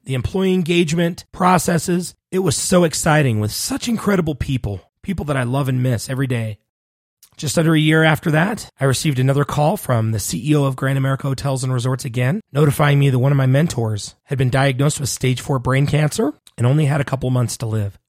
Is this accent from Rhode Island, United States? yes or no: no; Salt Lake City, Utah, United States; also born or lived in Laie, Oahu, Hawaii; I am located in Salt Lake City, Utah, where I was raised.